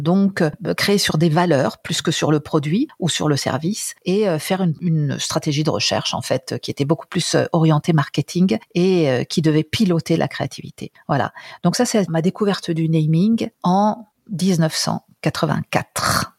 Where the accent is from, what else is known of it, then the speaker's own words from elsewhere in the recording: France; moved away as an adult; now in Italy; Je suis française